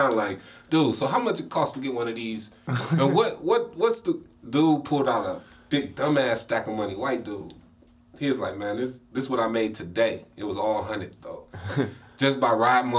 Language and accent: English; Cleveland, Ohio, United States; Cleveland is my hometown.